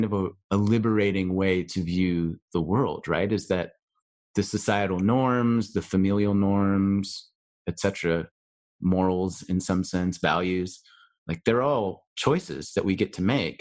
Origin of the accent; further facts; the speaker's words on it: United States; as an American